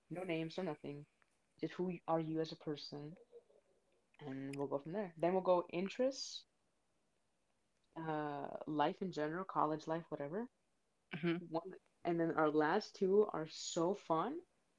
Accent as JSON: {"language": "English", "region": "South Florida", "country": "United States", "tie": "born or raised there", "said": "I'm Florida born and raised."}